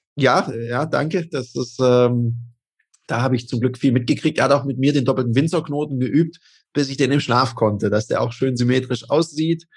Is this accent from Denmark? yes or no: yes; Denmark; now in Switzerland; Ich bin ja auch in Dänemark aufgewachsen